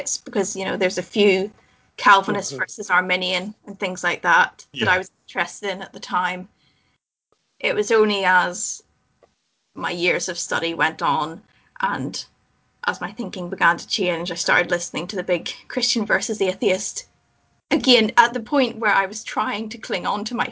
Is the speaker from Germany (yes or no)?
no; Belfast, Northern Ireland, United Kingdom; So I was born and raised in Belfast in Northern Ireland.